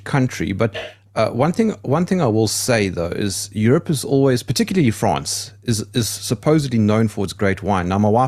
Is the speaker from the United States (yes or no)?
no; South Africa; I'm South African and I'm a patriot